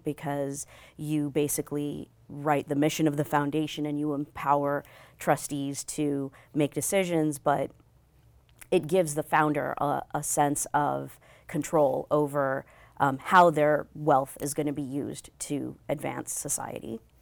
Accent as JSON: {"language": "English", "region": "New Mexico", "country": "United States", "tie": "born or raised there", "also_born_or_lived": "Bangalore, India / Chicago, Illinois / Austin, Texas / California", "moved": "as an adult", "said": "we moved to New Mexico, which is where I spent most of my childhood"}